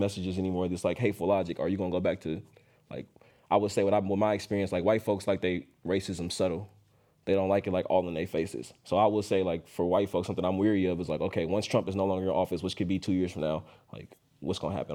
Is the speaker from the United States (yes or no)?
yes; Oakland, California, United States; I'm born and raised in Oakland